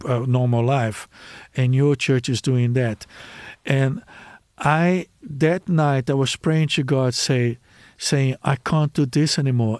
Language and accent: English; Brazil; English is a second language; moved away; I come from Brazil